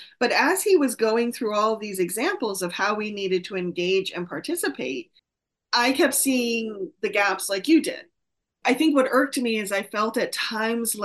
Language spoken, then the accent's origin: English; Vermont, United States; I grew up in Vermont